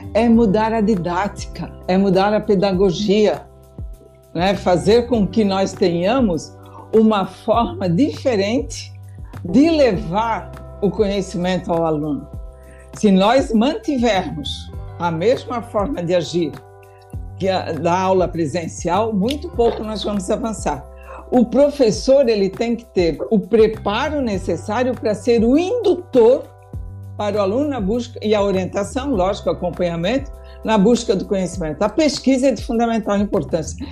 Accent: Indaial, Santa Catarina, Brazil; eu venho de uma região, né? eu sou do município de Indaial, né? Meu pai trabalhou a vida inteira numa indústria têxtil

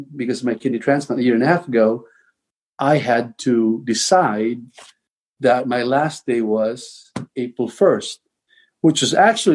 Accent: Tabango, Eastern Visayas, Philippines; I was born and raised in the Philippines

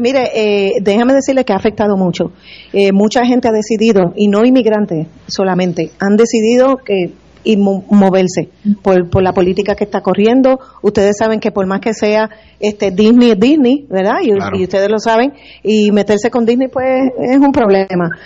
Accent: Puerto Rico; now in Florida, United States; nací, fui criada aquí en Puerto Rico

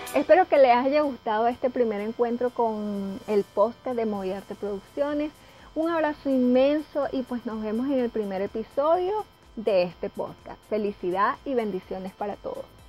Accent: Venezuela; venezolana y vivo en Caracas

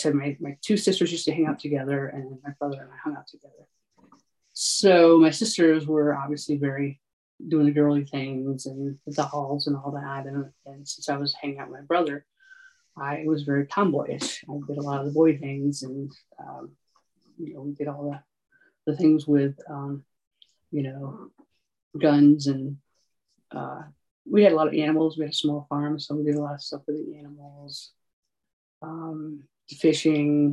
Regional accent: Lowell, New York, United States; moved away as an adult; also born or lived in Syracuse, New York; now in Colorado Springs, United States; Central New York. It's a little town called Lowell, New York

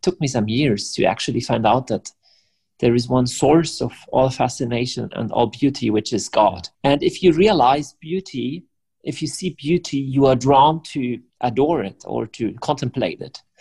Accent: Germany; English is a second language; I'm from Germany.

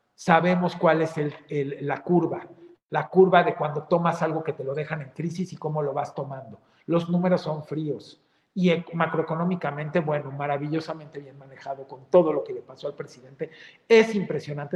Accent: Mexico; Somos mexicanos, caramba, dentro y fuera de este país

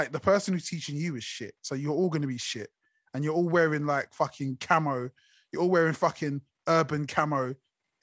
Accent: United Kingdom; us as the British public

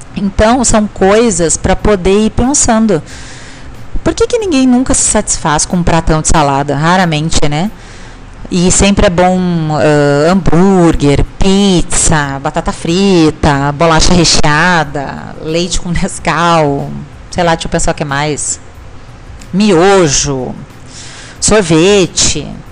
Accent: Rio Grande do Sul, Brazil; como a gente fala no Rio Grande do Sul, sou gaúcha

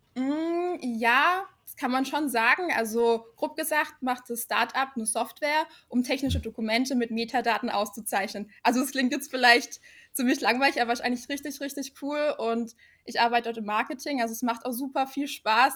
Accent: Black Forest, near Karlsruhe, Baden-Württemberg, Germany; komme aus dem wunderschönen Schwarzwald. Mhm. Und hm. zwar genauer gesagt, ja, aus der Nähe von Karlsruhe

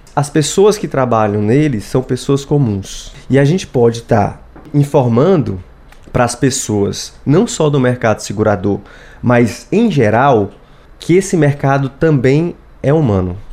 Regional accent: Fortaleza, Ceará, Brazil; sou de Fortaleza, vim aqui

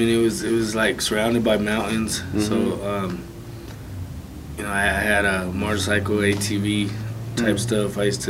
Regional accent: San Luis, Colorado, United States; I'm originally from San Luis, Colorado.

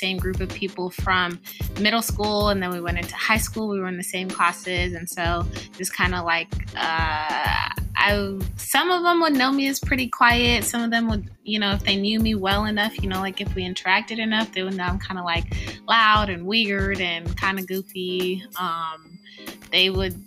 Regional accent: Pasadena, California, United States; born or raised there; also born or lived in Kenya / Davis, California; now in Roseville, United States

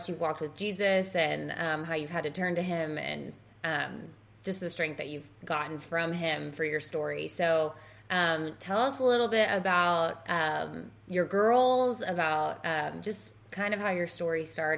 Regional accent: Texas, United States; we're from Texas, where in Texas are you from, and anyways, long story short, we realized we're both from around the same area and went to the same church.

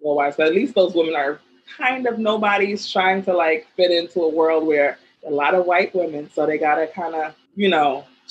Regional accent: New York City, New York, United States; now in Jersey City, United States; That is home for me. Once I hit the Bronx, it's like I could breathe better, like I feel better. I live in Jersey City now

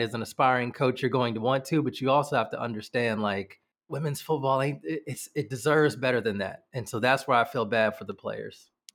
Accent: United States; accent: American; obviously you can tell by my accent, I am American

